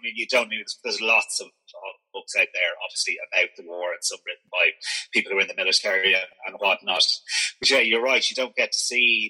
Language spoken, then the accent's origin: English; Ireland; being an Irishman, we've had the troubles up north, and it's a similar thing. I mean, as a southerner, we're very distance from it.